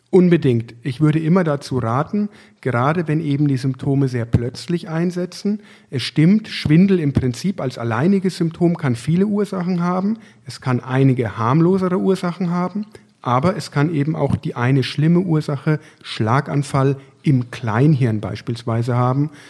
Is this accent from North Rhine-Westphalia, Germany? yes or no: no; Würzburg, Bavaria, Germany; now in Essen, Germany; Ich bin damals von Würzburg, sozusagen als Franke, als hausechter Franke, hierher gewechselt in das Ruhrgebiet